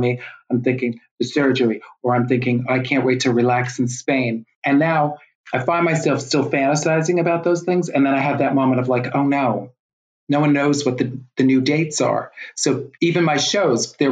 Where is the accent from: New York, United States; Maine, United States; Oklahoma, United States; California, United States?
New York, United States; New York City; I'm from New York City